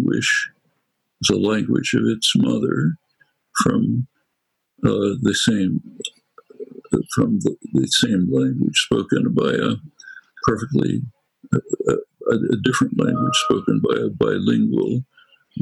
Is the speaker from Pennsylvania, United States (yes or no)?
yes; Philadelphia, Pennsylvania, United States; accent: Northeast Philadelphia; a good dialectician could figure out quickly that I come from Northeast Philadelphia, not from the Ukraine